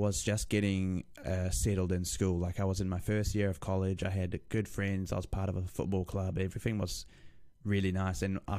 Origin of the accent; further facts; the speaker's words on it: Lower Hutt, Wellington, New Zealand; born there; so I was born in Lower Hutt, Wellington, which is in New Zealand.